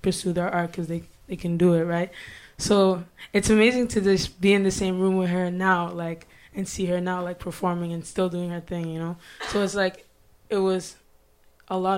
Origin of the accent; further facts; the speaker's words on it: Ottawa, Ontario, Canada; I was born and raised in Ottawa.